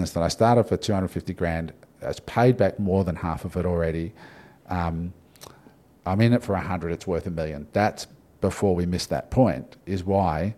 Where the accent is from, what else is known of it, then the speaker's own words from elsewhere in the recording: Australia; I'm Aussie